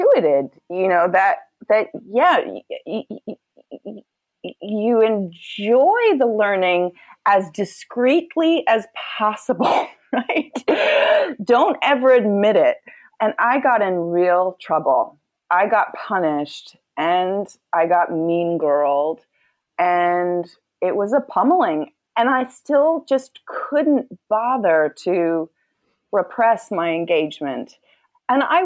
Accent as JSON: {"language": "English", "town": "New York City", "region": "New York", "country": "United States", "tie": "born or raised there", "said": "growing up in New York City"}